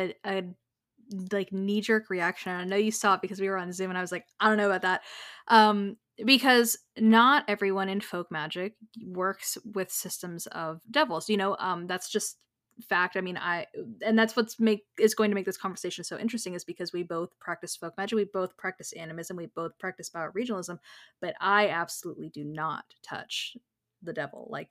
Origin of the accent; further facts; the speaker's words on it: United States; also born or lived in Florida; we are both American and we are both in Florida